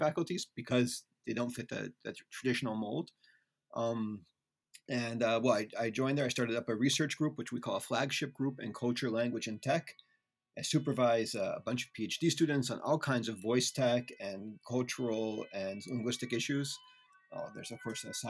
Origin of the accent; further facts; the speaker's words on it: United States; accent: American; moved away as an adult; now in Netherlands; I'm an American. You can tell already by my accent